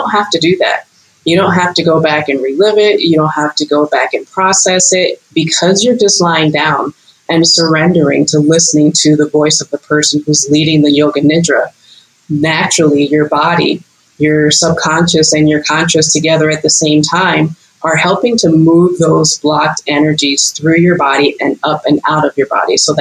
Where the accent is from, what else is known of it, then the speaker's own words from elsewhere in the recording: Los Angeles, California, United States; now in Costa Rica; born and raised in Los Angeles, California, but I've lived in like seven states and now a country